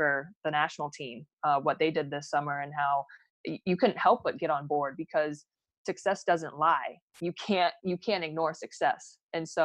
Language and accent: English; Phoenix, Arizona, United States; growing up in Phoenix